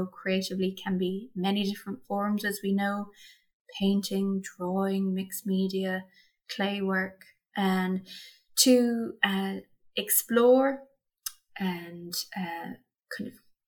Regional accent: Munster, Ireland; Sure. Okay, so I'm from County Kerry, and that's in the south of Ireland. For those who are outside of our lovely country here

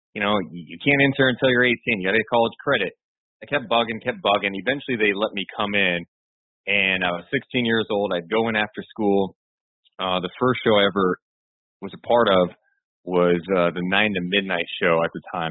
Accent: Sacramento, California, United States; also born or lived in Carmichael; I'm from Sacramento

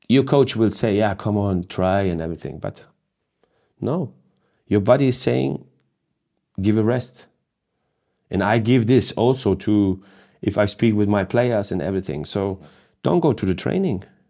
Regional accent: Hamburg, Germany; I, I was born in Hamburg. I live in Hamburg now still.

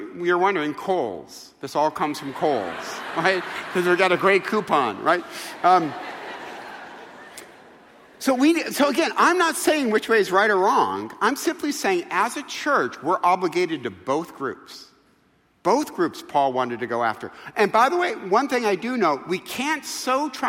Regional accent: Midwest, United States; moved away as an adult; also born or lived in North Carolina; now in California, United States; I'm from the Midwest.

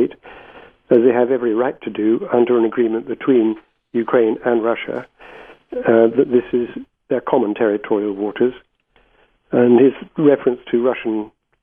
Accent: Gibraltar; moved away; I was born in Gibraltar and spent much of my boyhood there.

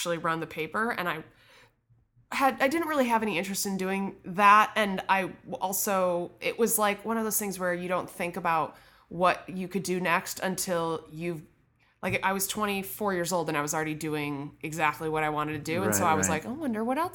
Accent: Midwest, United States; moved away; I'm from the Midwest.

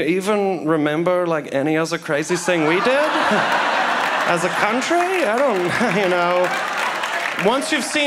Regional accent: Germany; accent: German; my German accent.

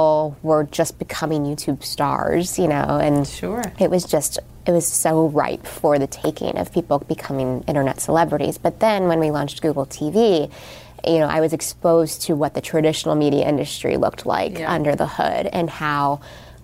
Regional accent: Texas, United States; moved away as an adult; I'm from Texas, like, Southern Christian girl.

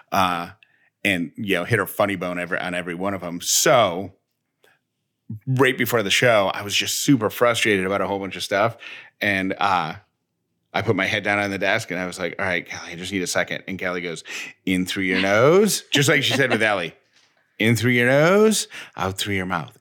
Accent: Syracuse, New York, United States; now in Georgia, United States; I grew up in Syracuse, New York

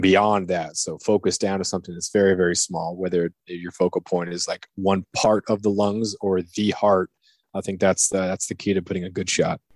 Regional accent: Southeast Alaska, United States; growing up in Southeast Alaska

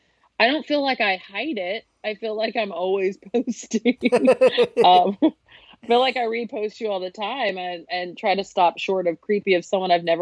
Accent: the South, United States; accent: southern; my accent, my southern accent

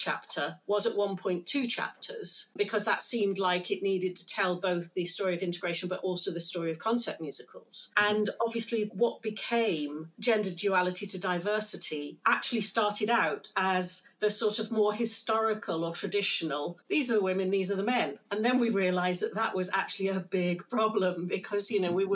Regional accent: United Kingdom; as a Brit

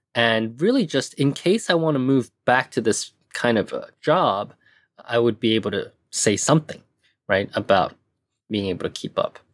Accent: Hong Kong; also born or lived in Taiwan / United States / Japan; now in Tokyo, Japan; I was born in Taiwan, but I was raised in Hong Kong.

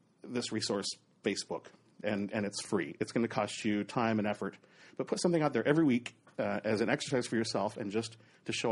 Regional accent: Oregon, United States; born or raised there; moved away; also born or lived in Southern California

